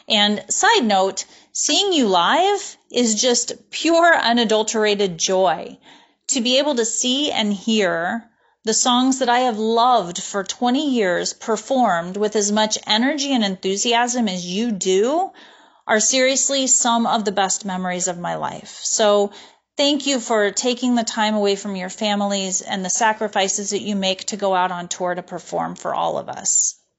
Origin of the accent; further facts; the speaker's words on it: Los Angeles, California, United States; I'm from Los Angeles, California.